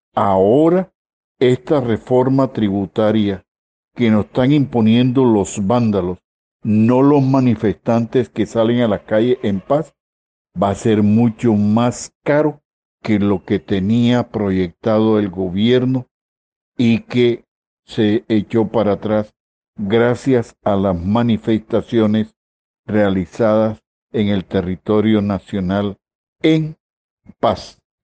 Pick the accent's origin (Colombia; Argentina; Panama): Colombia; como colombianos